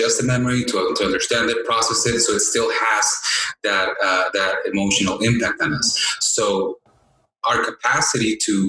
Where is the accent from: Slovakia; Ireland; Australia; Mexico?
Mexico; I was raised in Mexico, so I remember, in elementary school, building altars